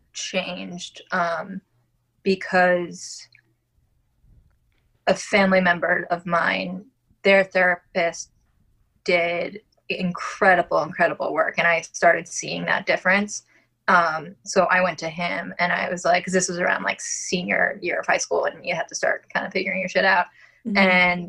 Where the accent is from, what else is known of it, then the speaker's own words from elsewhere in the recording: Long Island, New York, United States; accent: Long Island; I'm originally from Long Island. And I just said that super Long Island